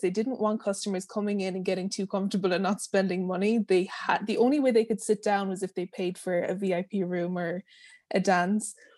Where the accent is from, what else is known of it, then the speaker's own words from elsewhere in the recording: Ireland; moved away as an adult; I'm from Ireland.